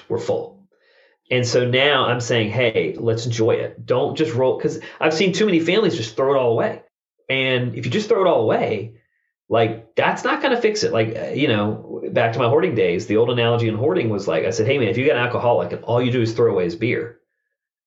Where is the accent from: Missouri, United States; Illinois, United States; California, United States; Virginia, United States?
Virginia, United States; Richmond; I grew up in Richmond, Virginia.